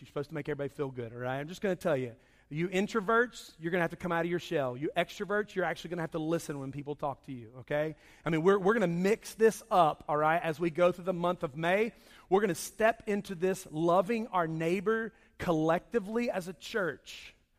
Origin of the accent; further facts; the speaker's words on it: Charlotte, North Carolina, United States; When I grew up, I grew up in Charlotte